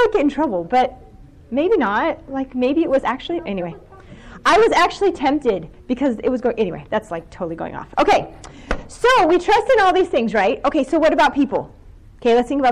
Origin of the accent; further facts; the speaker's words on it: Ohio, United States; I'm from Ohio